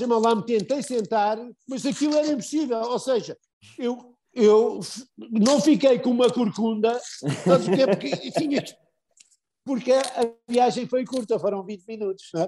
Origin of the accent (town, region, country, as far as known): Portugal